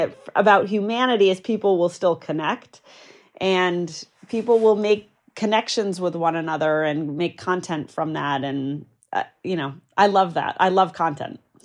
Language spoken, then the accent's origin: English; New Hampshire, United States; I grew up in New Hampshire, pretty rural